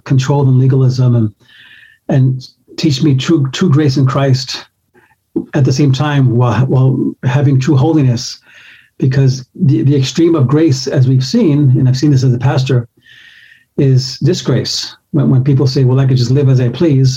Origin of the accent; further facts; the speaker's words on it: New York City, New York, United States; I grew up in Bronx, New York, and it's really the Bronx